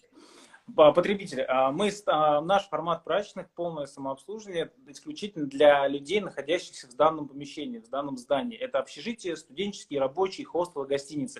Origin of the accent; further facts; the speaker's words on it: Kazakhstan; moved away as an adult; also born or lived in Saint Petersburg, Russia; я в 2007 году приехал в студенческое общежитие в Питере, я из Казахстана.